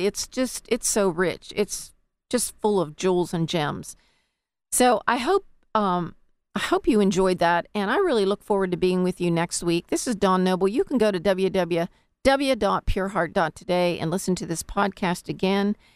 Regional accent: United States; us as American citizens

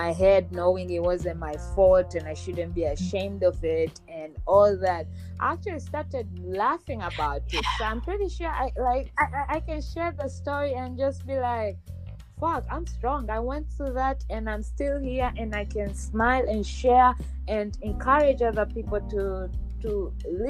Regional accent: Tanzania; moved away; I'm from Tanzania

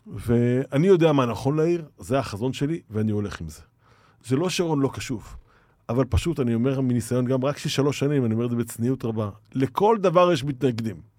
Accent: Ashdod, Southern District, Israel; now in Tel Aviv, Israel; אני גדלתי באשדוד, גם באשדוד. גדלתי כילד, כנער.

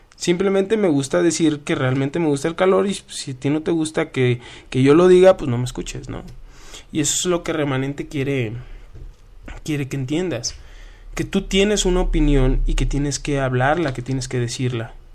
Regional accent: Culiacán, Sinaloa, Mexico; yo vengo de Culiacán, Sinaloa

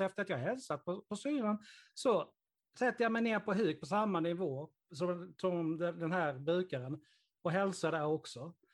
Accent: Karlshamn, Blekinge, Sweden; min hemstad

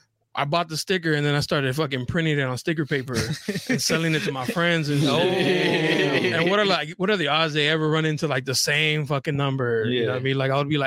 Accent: National City, California, United States; also born or lived in Chula Vista; I grew up in National City, lived in Chula Vista for a while now

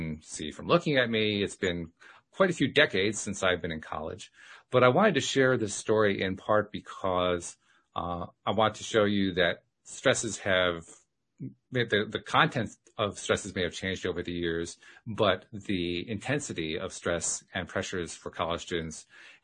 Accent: Schenectady, New York, United States; I was from Schenectady, New York

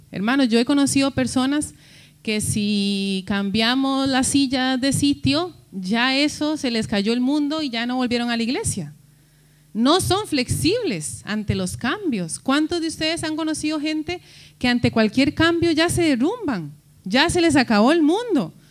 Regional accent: Costa Rica; moved away; decimos nosotros en Costa Rica

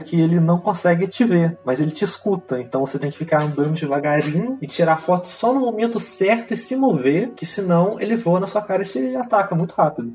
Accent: Brazil; eu sou brasileiro

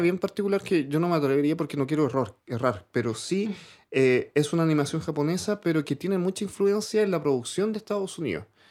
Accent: Santiago, Santiago Metropolitan Region, Chile; yo vivía en el, 12 de Gran Avenida

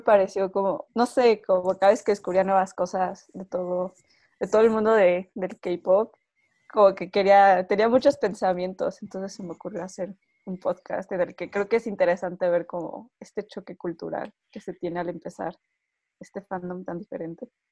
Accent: Mexico; somos dos chicas mexicanas

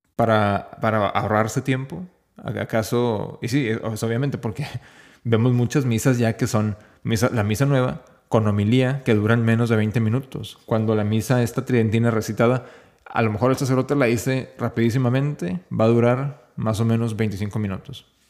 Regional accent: Mexico; no soy español, no soy europeo, soy, soy simplemente mexicano

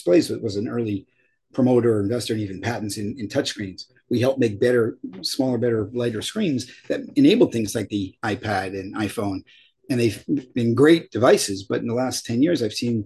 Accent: Philadelphia, Pennsylvania, United States; moved away as an adult; also born or lived in Princeton, New Jersey; now in Portland, Oregon, United States; I grew up in Philly, right, my dad was a pharmacist

